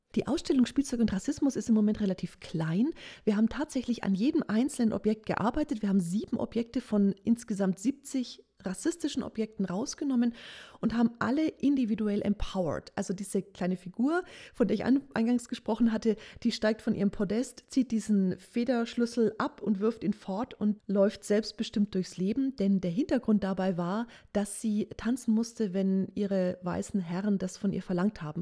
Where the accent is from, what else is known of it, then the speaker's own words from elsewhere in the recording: Nuremberg, Bavaria, Germany; Ich bin auch Nürnbergerin